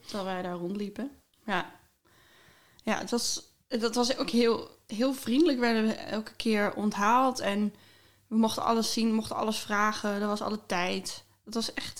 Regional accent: Groningen, Netherlands; ik kwam uit Groningen

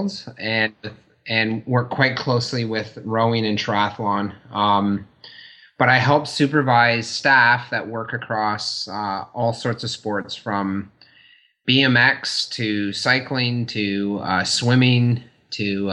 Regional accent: near London, Ontario, Canada; moved away as an adult; also born or lived in Ithaca, New York / Guelph, Ontario / Switzerland; now in Victoria, Canada; I grew up near London, Ontario, in a small town

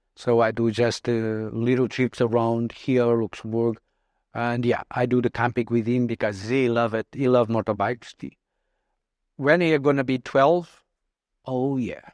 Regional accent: Portugal; also born or lived in Mozambique; I went to Portugal when I was three years old

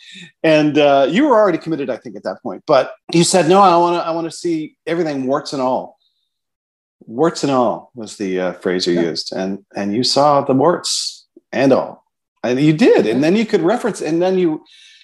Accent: Canada; We're Canadian

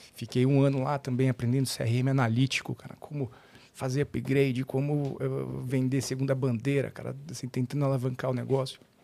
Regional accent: São Paulo, Brazil; nascido na zona leste de São Paulo, paulistano, né? Cresci ali na, no Tatuapé

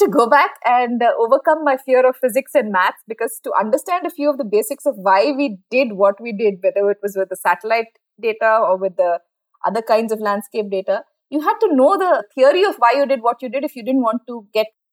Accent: Bangalore, Karnataka, India; I'm from Bangalore. And apart from a few years outside, I've lived in Bangalore most of my adult life.

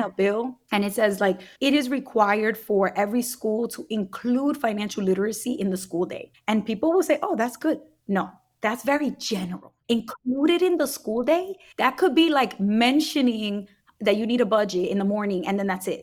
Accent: Brooklyn, New York, United States; my community growing up in Brooklyn.

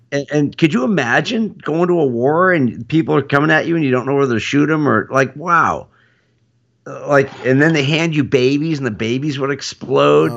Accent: United States; as an American

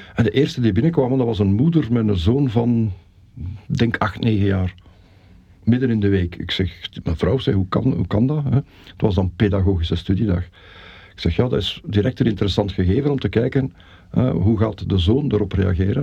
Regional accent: Belgium; now in Mechelen, Belgium; ik ben in, in ons geboortedorp dan ook wel heel actief geweest in het verenigingsleven

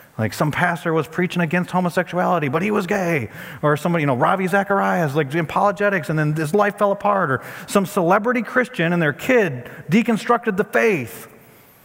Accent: United States; as an American pastor

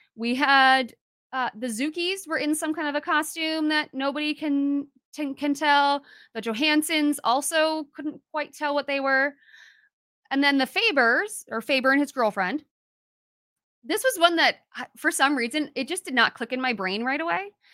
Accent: Minnesota, United States; I'm a Minnesotan

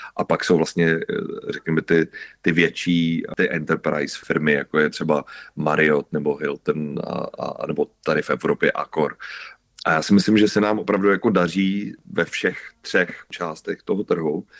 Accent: Czechia

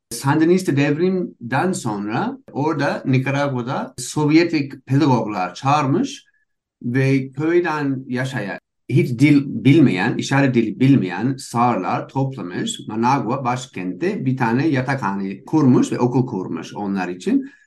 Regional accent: United States; Turkish is a second language; moved away as an adult; also born or lived in Istanbul, Turkey; now in Barcelona, Spain; İkimiz Amerikalıyız.

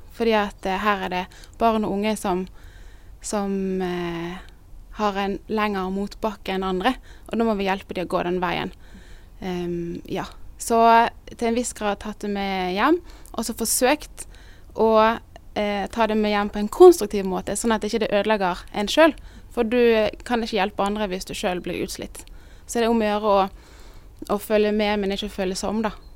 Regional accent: Bergen, Vestland, Norway; moved away as an adult; also born or lived in Northern Norway / Sørlandet; now in Kristiansand, Norway; Jeg er egentlig bergenser

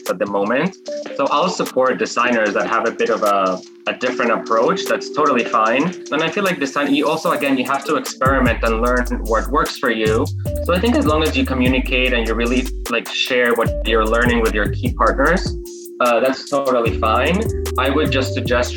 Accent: Guadalajara, Jalisco, Mexico; moved away as an adult; also born or lived in Mexico City / New York; I'm Mexican by birth, and I grew up in Mexico

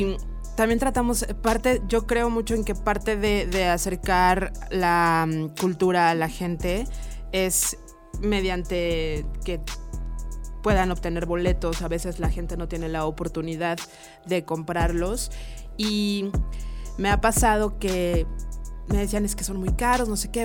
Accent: Mexico; como buena mexicana

